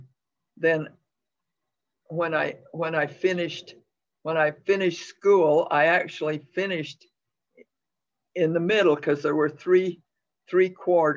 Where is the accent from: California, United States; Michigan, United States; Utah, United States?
Utah, United States; Sigurd; lived at home in my hometown of Sigard, Utah